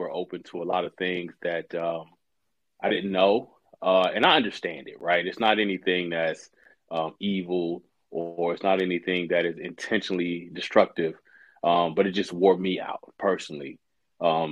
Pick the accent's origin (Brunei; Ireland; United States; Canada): United States; Central Texas; I grew up in Central Texas